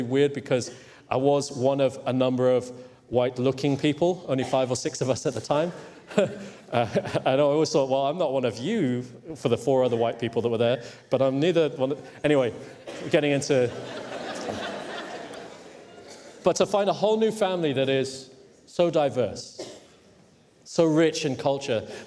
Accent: Hong Kong; moved away; in case you're wondering where my accent is from. But I grew up in Hong Kong

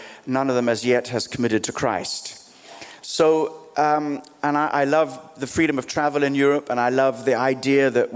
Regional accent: Australia; also born or lived in Kenya; now in London, United Kingdom; I was born in East Africa, grew up in Australia, spent life here in London

